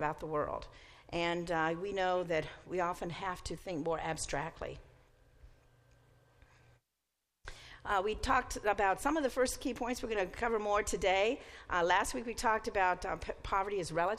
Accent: Mississippi, United States; now in East Canton, United States; I grew up in Mississippi

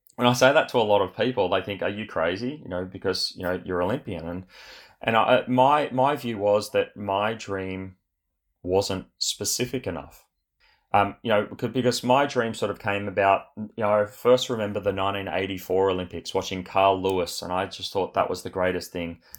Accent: Australia; born or raised there; also born or lived in Sydney, Australia

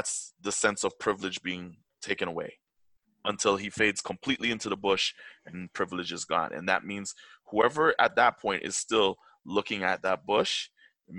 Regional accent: Toronto, Ontario, Canada; I'm a Toronto-born boy. Very proud. I'm a very proud man being from Toronto. I love my hometown.

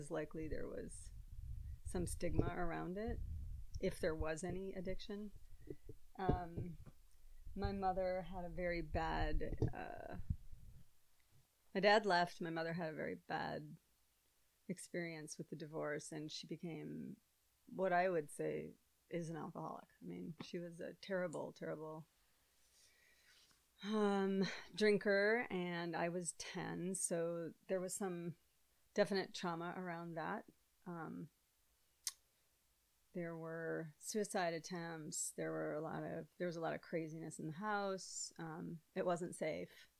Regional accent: Hopkins, Minnesota, United States; I grew up in Hopkins

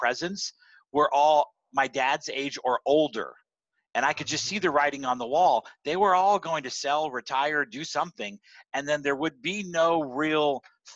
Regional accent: San Antonio, Texas, United States; moved away as an adult; ended up back in my hometown in San Antonio

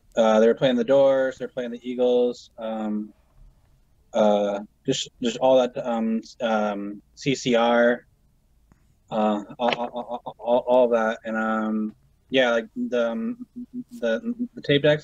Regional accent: Brantford, Ontario, Canada; also born or lived in Paris, Ontario; I was born in Brantford

